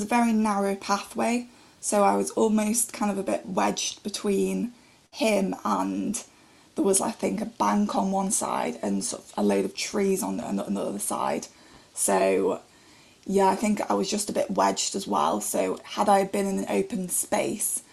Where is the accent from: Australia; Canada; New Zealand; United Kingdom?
United Kingdom; Stoke-on-Trent, West Midlands; I'm 23 and I'm from Stoke-on-Trent in Staffordshire.